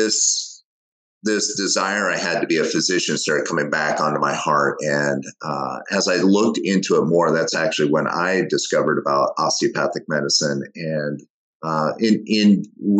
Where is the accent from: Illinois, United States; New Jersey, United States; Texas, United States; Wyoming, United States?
Wyoming, United States; growing up in Wyoming, my dad was a construction worker